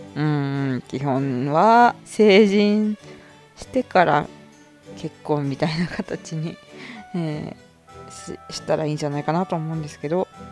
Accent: Hokkaido, Japan; 生まれも育ちも北海道なんですけど

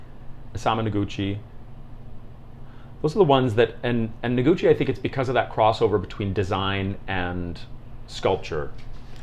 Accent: Canada; I'm a sculptor from Canada

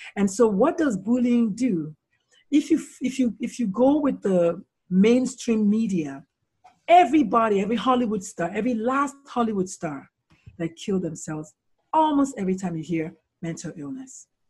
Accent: Nigeria; moved away as an adult; also born or lived in South Carolina, United States; now in United States; so I was born in Nigeria, born, born in Nigeria

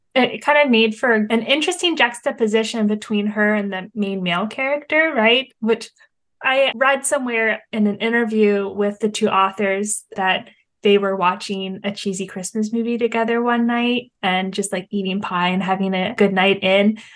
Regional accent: Hershey, Pennsylvania, United States; we're here in central Pennsylvania and I grew up here near Hershey and Hershey Park

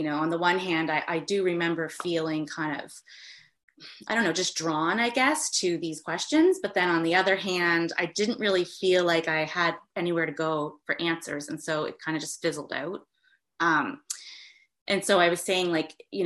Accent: East Coast of Canada, Atlantic Canada, Canada; I'm from the East Coast of Canada

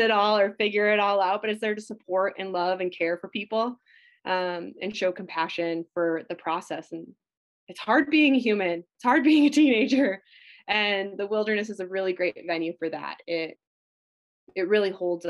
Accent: Minnesota, United States; I grew up in Minnesota

